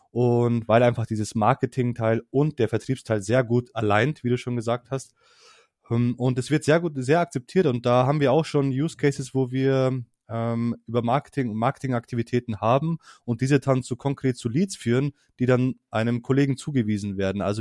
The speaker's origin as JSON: {"language": "German", "region": "Hesse", "country": "Germany", "said": "jetzt für mich als"}